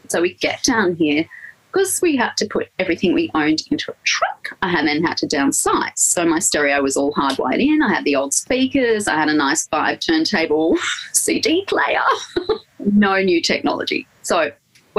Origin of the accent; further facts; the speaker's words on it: Blue Mountains, New South Wales, Australia; moved away as an adult; also born or lived in Sydney; now in Victoria, Australia; So I come from the Blue Mountains. I grew up in the Blue Mountains